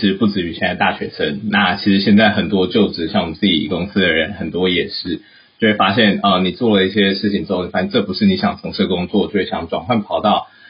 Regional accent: United States; born there; 我自己因为是在美国出生，所以啊、呃，我毕业之后呢，先是在台湾工作了一年，然后服了兵役才出来。

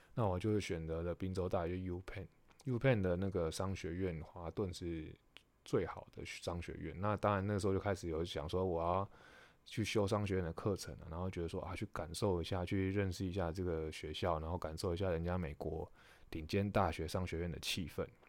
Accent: Taiwan; moved away as an adult; 我们是台湾来的球迷

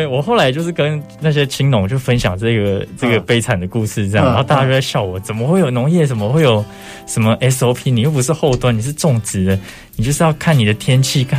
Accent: Zhongliao, Nantou County, Taiwan; moved away; 从小在那边长大，

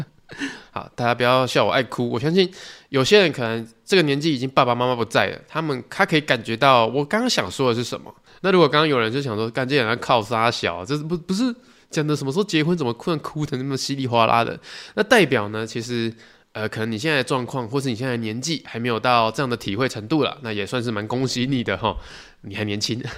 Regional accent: Tainan, Taiwan; 我是台南人

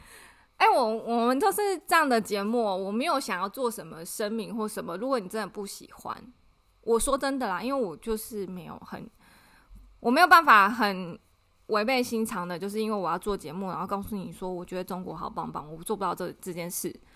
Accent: Taiwan

